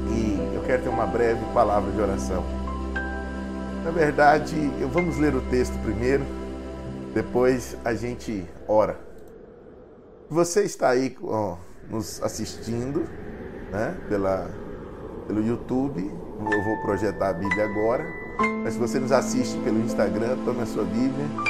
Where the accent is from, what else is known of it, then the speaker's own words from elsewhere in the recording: Cavalcante, Goiás, Brazil; moved away; Cavalcante, a terra de onde eu vim